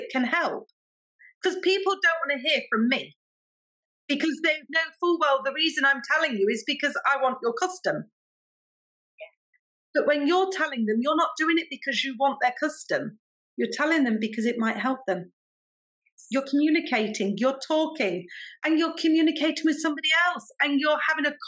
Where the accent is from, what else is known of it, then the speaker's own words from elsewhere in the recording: England, United Kingdom; I'm English. I'm British. I speak English